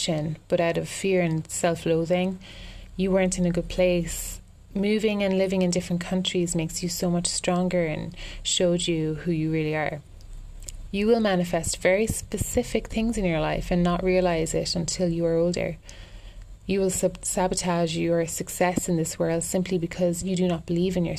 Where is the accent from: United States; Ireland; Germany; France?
Ireland; also born or lived in London; I'm an Irish girl